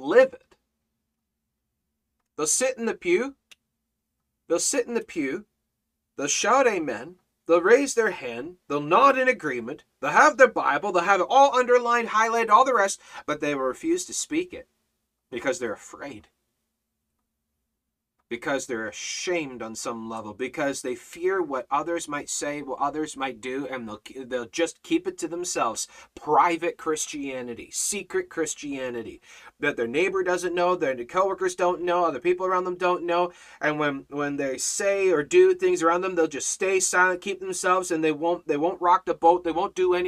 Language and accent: English; Canada; I'm Canadian